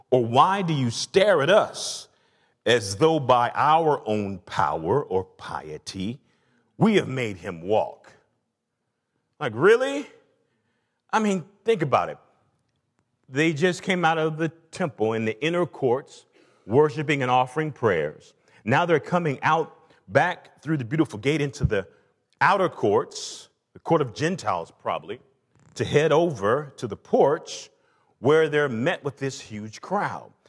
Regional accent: the South, United States; And like all good porches, again, I grew up in the South, and there was something about a porch.

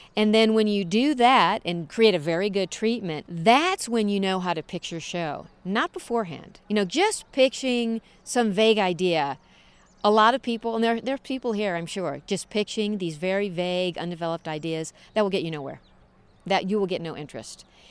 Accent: St. Louis, Missouri, United States; moved away; I'm from the Midwest, from Saint Louis, right in the middle of the United States

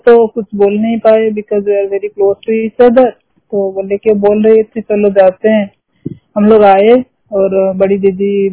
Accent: Odisha, India; also born or lived in Singapore; we are from Odisha and we are Odia I M A Odia lady

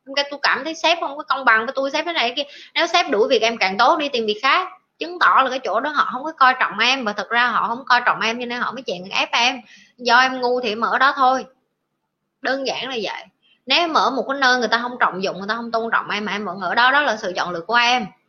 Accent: Vietnam

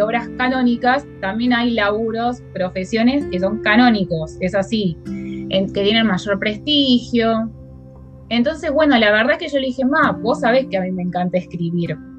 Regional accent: Puerto Madryn, Chubut, Argentina; moved away as an adult; also born or lived in Buenos Aires; Yo soy de Puerto Madryn, nací en Puerto Madryn, viene eh, al sur. Em, a los 18 años me fui a estudiar a Buenos

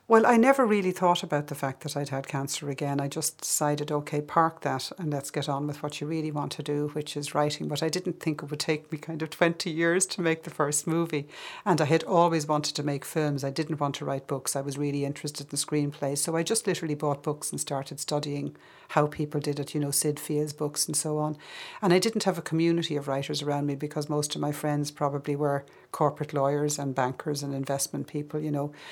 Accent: Curragh Plains, County Kildare, Ireland; also born or lived in Chicago / West Cork; now in London, United Kingdom; I grew up, first of all, on the edge of the Curragh Plains

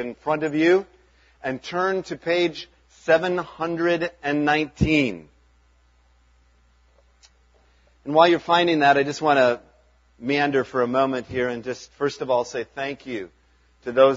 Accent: Chicago, Illinois, United States; moved away as an adult; also born or lived in Arden Hills, Minnesota / Kettle River, Minnesota; now in Minnesota, United States; we grew up in South Chicago area

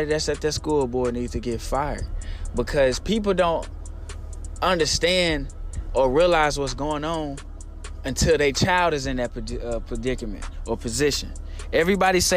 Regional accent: Little Rock, Arkansas, United States; I'm from Southwest Little Rock

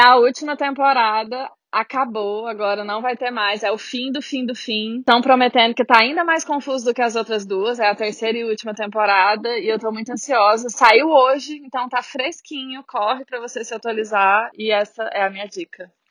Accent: Brazil; moved away as an adult; now in Ireland; Ainda não tive nada negativo por ser brasileira

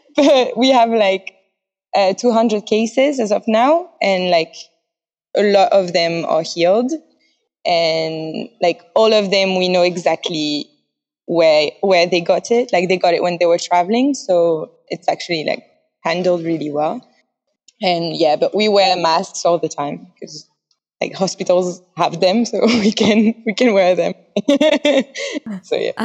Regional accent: Paris, Île-de-France, France; English is a second language; moved away as an adult; now in Taiwan; I'm from Paris, France, and I've lived abroad like three times.

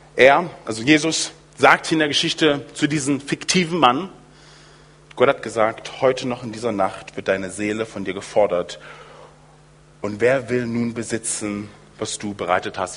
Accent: United States; moved away; in den USA, wo ich aufgewachsen bin

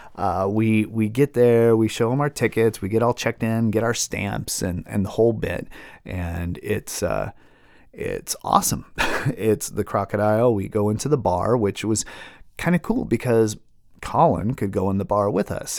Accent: Seattle, Washington, United States; Growing up in Seattle, um, you know, in the eighties and nineties and early two thousands

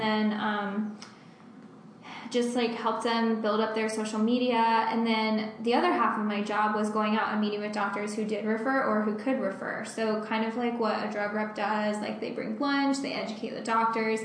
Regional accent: Bradenton, Florida, United States; also born or lived in Orlando, Florida; I'm from Bradenton, which is on the west coast of Florida.

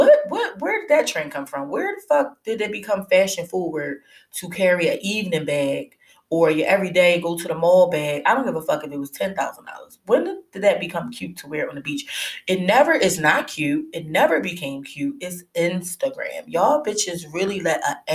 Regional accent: Philadelphia, Pennsylvania, United States; I'm from Philly

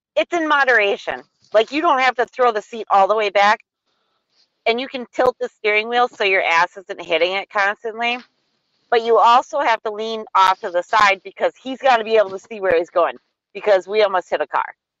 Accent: Wisconsin, United States; accent: Wisconsin; I know that I'm from Wisconsin. I'm a Wisconsinite

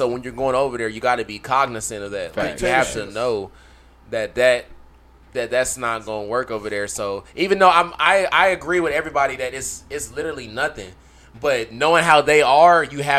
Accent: United States; As an American, I'm looking at this situation as like such a minuscule thing.

